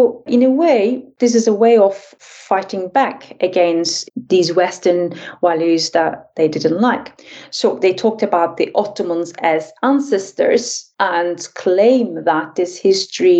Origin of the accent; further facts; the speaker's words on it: Turkey; I'm actually from Turkey